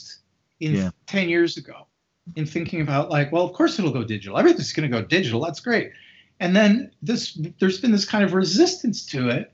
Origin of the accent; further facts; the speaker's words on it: Canada; where I grew up in Canada